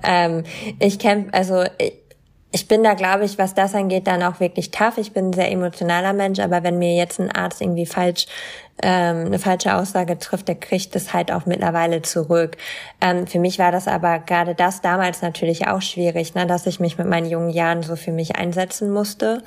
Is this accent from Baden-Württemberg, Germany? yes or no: no; East Frisia, Lower Saxony, Germany; ich komme halt aus Ostfriesland